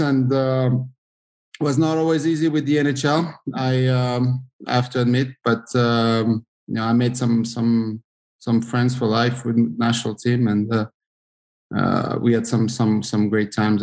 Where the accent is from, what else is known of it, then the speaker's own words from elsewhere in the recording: France; moved away as an adult; also born or lived in Switzerland; I grew up in France and playing in, um, in a pretty good, uh, hockey city